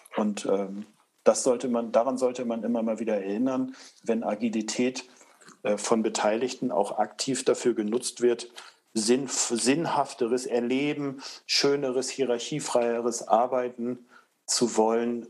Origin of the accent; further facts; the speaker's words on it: Northern Germany, Germany; ich komme aus Norddeutschland